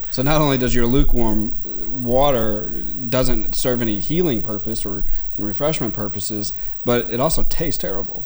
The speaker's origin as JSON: {"language": "English", "region": "South Louisiana", "country": "United States", "tie": "born or raised there", "said": "growing up in South Louisiana"}